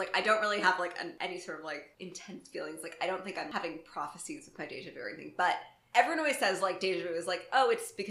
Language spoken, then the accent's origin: English; Florida, United States; moved away; also born or lived in New York / Vashon Island, Washington; I grew up in Florida.